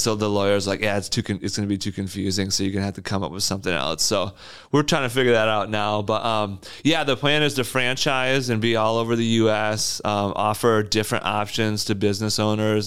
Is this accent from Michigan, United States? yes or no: yes; Wyoming, Michigan, United States; also born or lived in Lansing, Michigan; I grew up in Wyoming